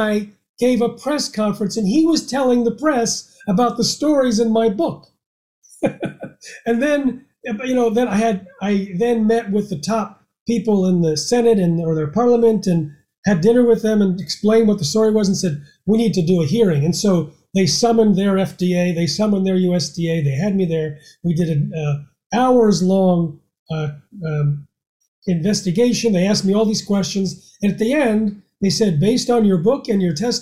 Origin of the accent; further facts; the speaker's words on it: United States; as an American